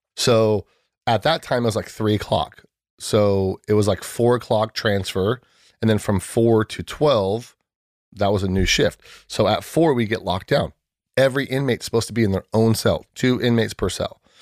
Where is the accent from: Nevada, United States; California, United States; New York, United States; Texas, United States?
California, United States; San Diego; born and raised in San Diego